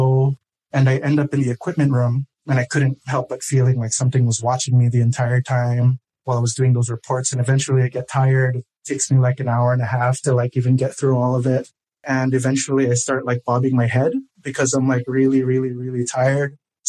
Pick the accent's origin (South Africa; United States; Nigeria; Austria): United States; Hawaii; I'm from Hawaii